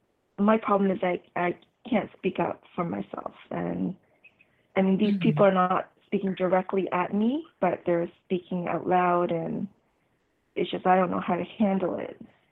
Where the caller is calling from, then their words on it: Canada; I'm calling from Canada.